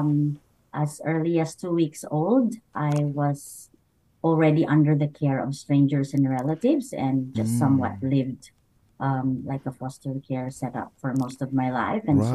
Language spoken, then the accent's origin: English; Camarines Sur, Bicol Region, Philippines; moved away; I was born in the Philippines, and I grew up with my great-great-grandmother. And in a small town called Camarines